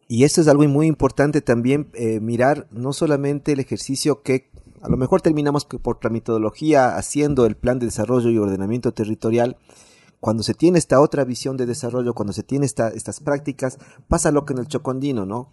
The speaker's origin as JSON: {"language": "Spanish", "town": "Quito", "region": "Pichincha", "country": "Ecuador", "said": "como quiteños"}